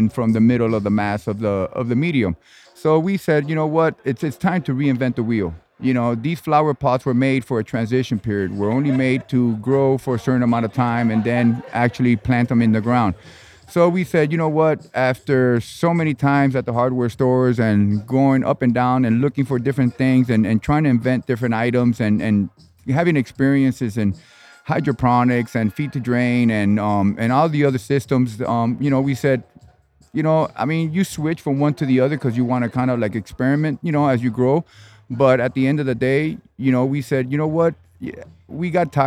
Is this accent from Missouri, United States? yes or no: no; Miami, Florida, United States; I'm actually from Miami, United States